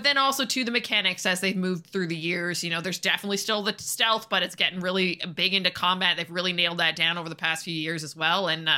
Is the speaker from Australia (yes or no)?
no; Canada; But, I mean, come on, we're Canadian. We have to talk about hockey, right?